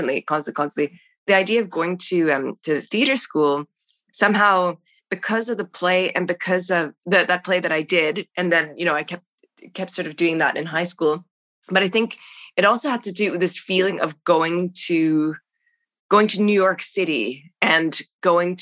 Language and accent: English; Canada; moved away; being Canadian, trying to get to the States